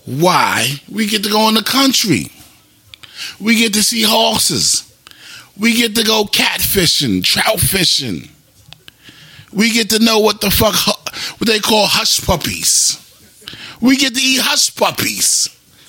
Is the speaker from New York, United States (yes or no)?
yes; New York, United States; I'm from New York